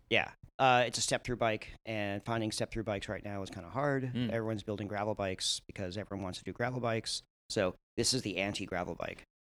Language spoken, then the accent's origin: English; Long Island, New York, United States; moved away as an adult; also born or lived in Oakland, California / Washington, District of Columbia, United States; now in Portland, United States; I grew up in New York on Long Island